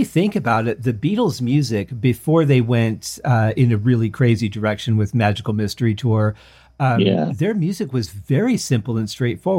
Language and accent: English; Detroit, Michigan, United States; I grew up in Detroit